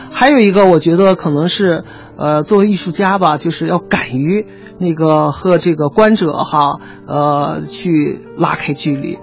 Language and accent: Chinese; China; 应该我是中国人